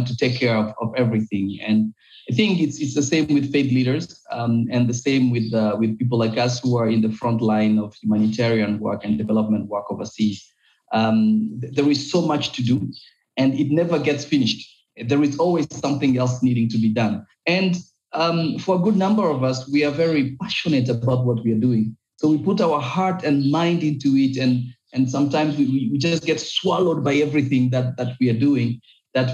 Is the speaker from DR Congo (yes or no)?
yes; Goma, North Kivu, DR Congo; in my country, in Goma